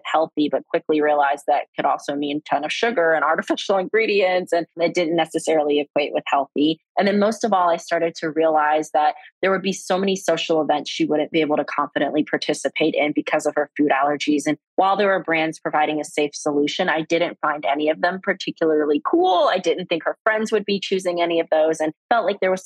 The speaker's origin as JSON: {"language": "English", "town": "Fayetteville", "region": "North Carolina", "country": "United States", "tie": "born or raised there", "said": "I grew up in Fayetteville, which is right outside the military community, Fort Bragg"}